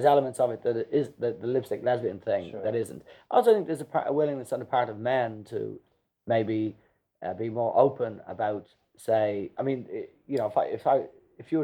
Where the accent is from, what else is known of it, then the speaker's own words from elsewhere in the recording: Dublin, Leinster, Ireland; us kids growing up in Drumcondra